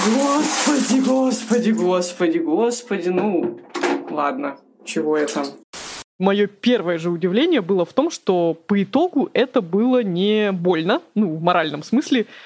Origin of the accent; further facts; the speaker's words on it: Krasnoyarsk, Krasnoyarsk Krai, Russia; moved away as an adult; Я же родом из Красноярска, и всю жизнь, все детство до 26 лет там жила.